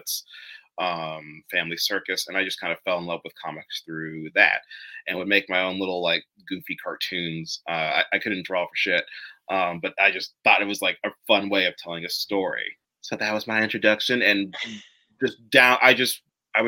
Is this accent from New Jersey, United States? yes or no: yes; Hunterdon County, New Jersey, United States; I was born and raised in New Jersey in Hunterdon County